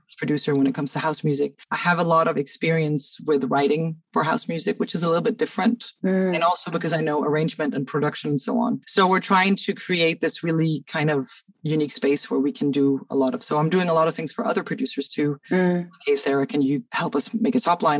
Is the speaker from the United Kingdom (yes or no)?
no; Cairo, Cairo Governorate, Egypt; moved away as an adult; now in Denmark; I grew up in Cairo, but I moved here